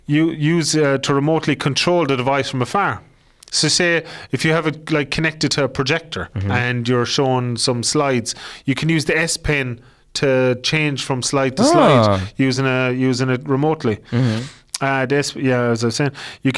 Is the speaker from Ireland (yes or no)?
yes; Ireland; accent: Irish; My dirty Irish accent